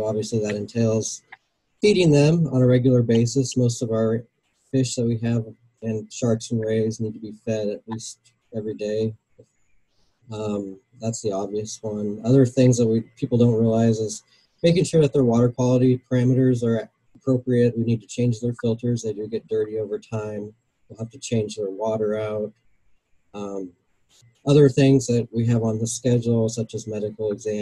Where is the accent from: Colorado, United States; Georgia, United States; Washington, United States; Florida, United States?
Washington, United States; Puget Sound; moved away as an adult; also born or lived in Hawaii / Denver; I grew up in Washington State, up on the Puget Sound